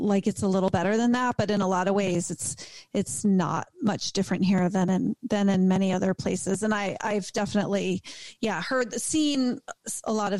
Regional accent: East Coast, United States; moved away; I'm from the East Coast

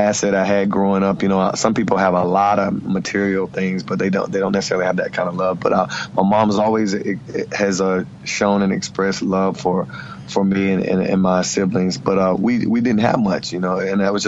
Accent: Hickory, North Carolina, United States; I grew up in Hickory, North Carolina, and I'm from a blended family of 12 children

